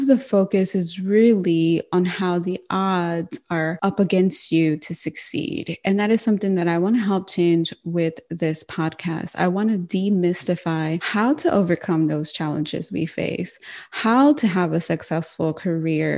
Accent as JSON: {"language": "English", "country": "United States", "said": "I'm Mexican American"}